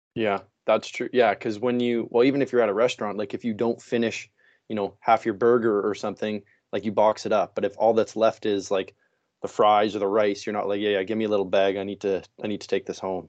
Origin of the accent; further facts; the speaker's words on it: Saskatchewan, Canada; moved away as an adult; now in Langley, Canada; I am originally actually from Saskatchewan, so middle of the country.